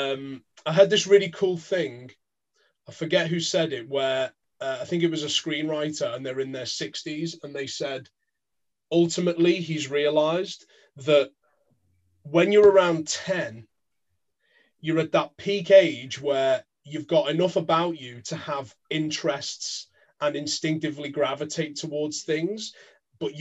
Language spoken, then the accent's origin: English; Merseyside, North West England, United Kingdom; moved away as an adult; also born or lived in London; I grew up in Merseyside, land of the …, moved to London